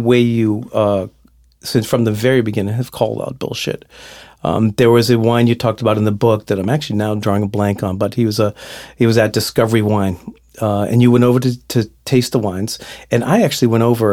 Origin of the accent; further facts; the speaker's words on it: Boston, Massachusetts, United States; I'm Boston Irish Catholic